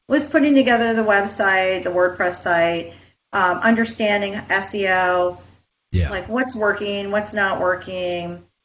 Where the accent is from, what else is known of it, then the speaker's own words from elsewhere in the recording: Canada; now in Boca Raton, United States; I'm Canadian